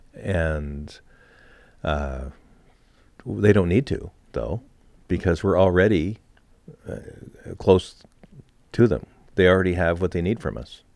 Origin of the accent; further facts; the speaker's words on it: Montreal, Quebec, Canada; moved away; also born or lived in New Hampshire; Growing up in Montreal